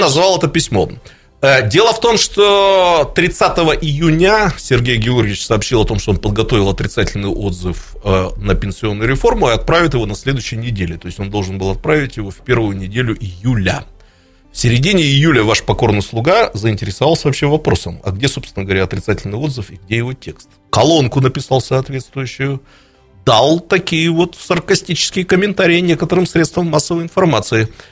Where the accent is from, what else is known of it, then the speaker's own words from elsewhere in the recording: Irkutsk, Irkutsk Oblast, Russia; как старый иркутянин